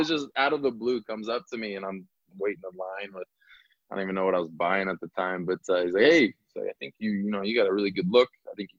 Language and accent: English; Omaha, Nebraska, United States; moved away as an adult; also born or lived in Sioux City, Iowa; I am originally from Omaha, Nebraska, born and raised.